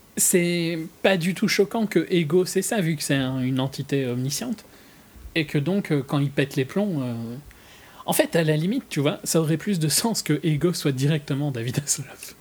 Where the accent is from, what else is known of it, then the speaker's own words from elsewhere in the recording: Belgium; je suis belge